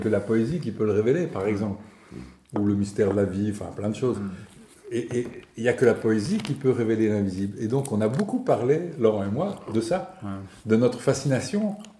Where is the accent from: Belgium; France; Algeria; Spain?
Belgium; je suis belge